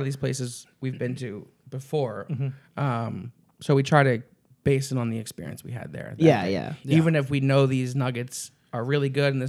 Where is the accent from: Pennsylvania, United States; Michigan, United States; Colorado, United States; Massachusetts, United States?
Pennsylvania, United States; Philadelphia; I'm from Philly.